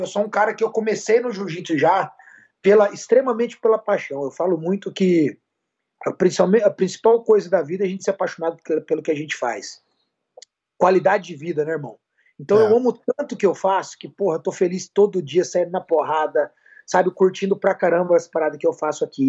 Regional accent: Campo Grande, Mato Grosso do Sul, Brazil; moved away; eu sou de Campo Grande, Mato Grosso do Sul, lá do meu Pantanal querida

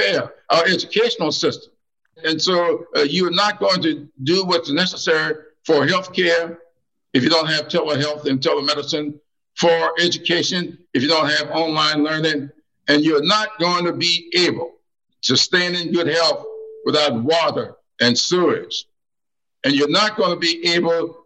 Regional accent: the South, United States; I've had the experience of growing up in the South

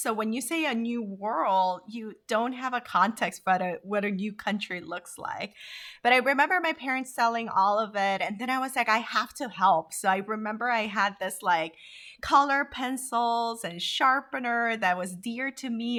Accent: Honduras; also born or lived in Korea; now in United States; vibrant way of living that I was taught by growing up in Honduras

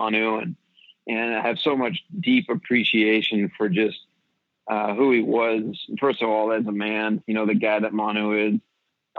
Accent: Seattle, Washington, United States; now in Memphis, United States; I was a 9-year-old kid growing up in Seattle

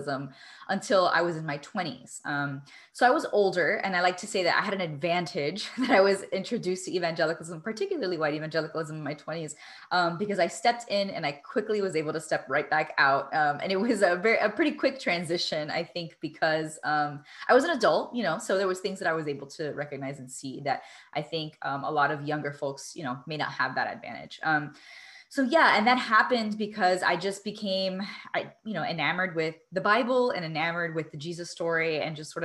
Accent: Miami, Florida, United States; I'm Cuban American from Miami. And I'm very specific when I say from Miami, because that because of my social location growing up, had a very unique experience growing up

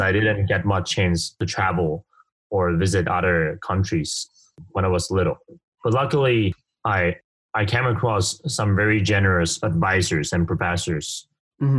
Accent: Kaohsiung, Taiwan; I grew up from a pretty normal family in southern Taiwan called Kaohsiung

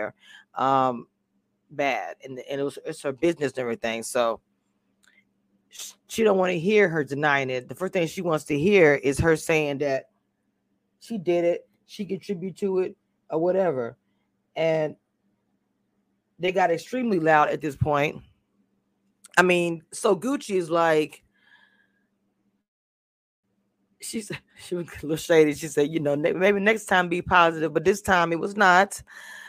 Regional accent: Louisiana, United States; now in Texas, United States; I'm from Louisiana. I live in Texas.

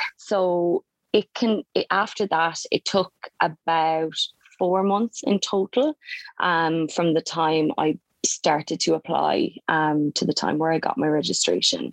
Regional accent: Mallow, Munster, Ireland; moved away as an adult; now in Melbourne, Australia; I'm from a small little town called Mallow in County Cork, which is in the south of Ireland

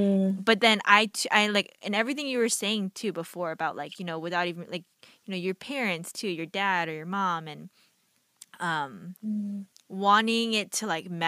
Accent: Marietta, Georgia, United States; I grew up in East Cobb, Georgia, Marietta, where I too was just a handful of Asian Americans.

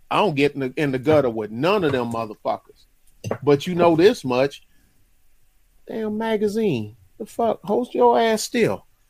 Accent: New York City, New York, United States; I'm from Crown Heights, and my family is Jamaica.

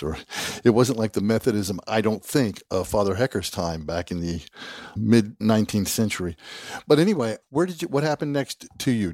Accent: South Georgia, United States; Having grown up in the South, uh, deep South, I grew up in South Georgia

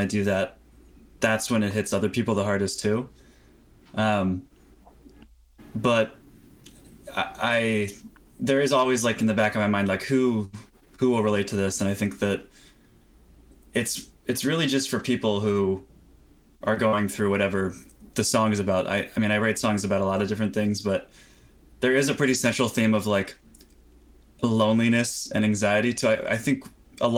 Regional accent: Florida, United States; also born or lived in California; now in New York City, United States; I was 10, I moved from California to Florida with my mom to be close to family

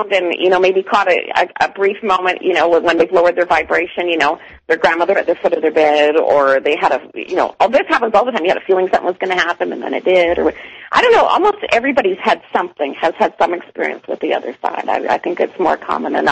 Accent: Toronto, Ontario, Canada; now in Calgary, Canada; I am from Toronto

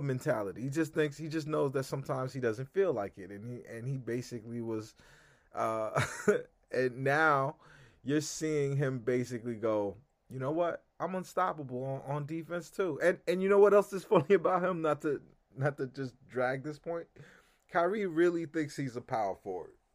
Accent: California, United States; now in New York, United States; growing up in California, I, I didn't live in Northern California

